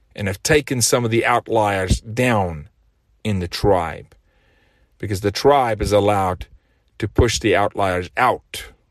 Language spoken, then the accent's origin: English; South Africa; now in United States; I'm from South Africa, raised very different, went to school barefoot